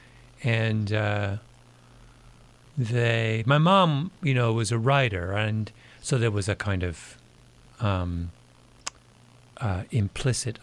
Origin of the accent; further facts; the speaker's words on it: Canada; I'm a Canadian